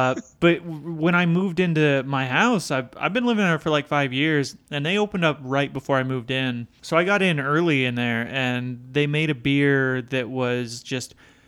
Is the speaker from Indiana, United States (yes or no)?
yes; Indiana, United States; Did I mention that I'm from Indiana?